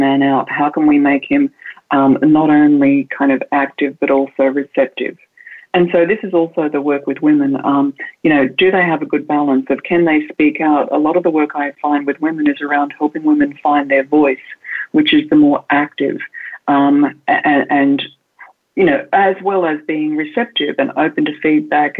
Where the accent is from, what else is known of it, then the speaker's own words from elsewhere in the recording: Australia; moved away; I'm an Australian woman and I was raised in the countryside